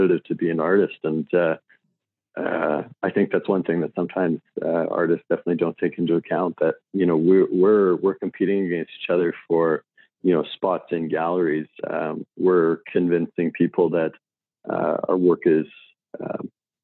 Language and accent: English; Saskatoon, Saskatchewan, Canada; I grew up in Saskatoon, Saskatchewan. It's a city in the middle of Canada